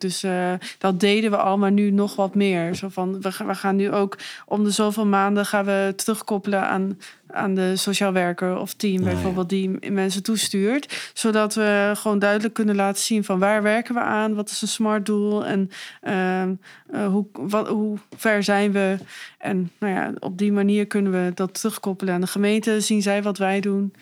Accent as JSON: {"language": "Dutch", "town": "Meppel", "region": "Drenthe", "country": "Netherlands", "tie": "born or raised there", "also_born_or_lived": "Leeuwarden / Leiden", "moved": "yes", "lives_now": "Zwolle, Netherlands", "said": "ik ben geboren in Leeuwarden en opgegroeid in Meppel"}